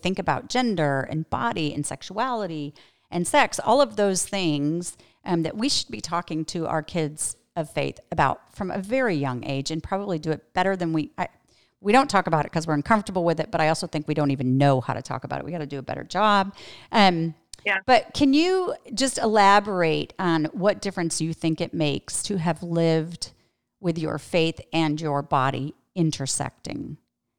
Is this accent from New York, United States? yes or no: yes; New York, United States; now in Austin, United States; I'm from New York